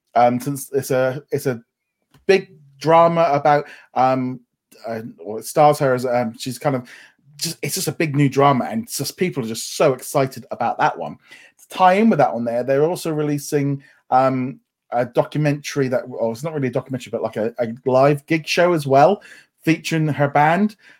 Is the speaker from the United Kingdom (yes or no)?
yes; United Kingdom; obviously being British